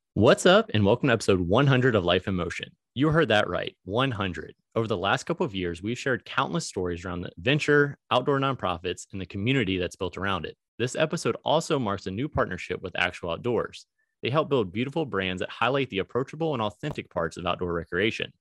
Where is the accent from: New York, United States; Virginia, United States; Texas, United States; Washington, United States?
Virginia, United States; moved away as an adult; now in Springfield, Missouri, United States; I was from Virginia